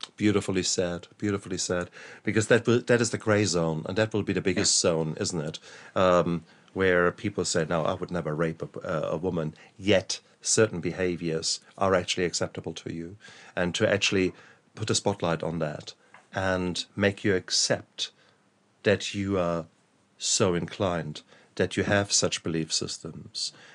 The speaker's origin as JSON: {"language": "English", "country": "Germany", "tie": "born or raised there", "said": "I was brought up in in Germany"}